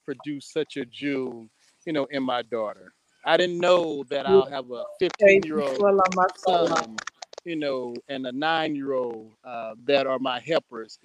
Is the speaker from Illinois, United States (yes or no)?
yes; East St. Louis, Illinois, United States; born and raised in East St. Louis